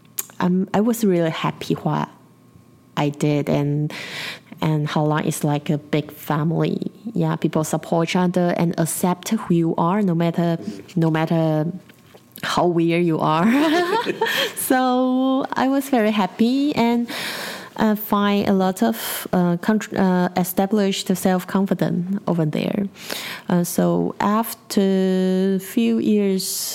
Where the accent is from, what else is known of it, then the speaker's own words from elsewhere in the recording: Taipei, Taiwan; in Taipei City, where I was born